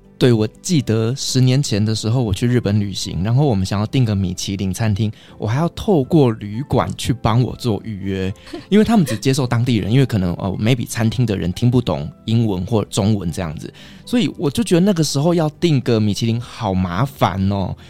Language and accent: Chinese; Taiwan; 食物，又是我们台湾人会喜欢的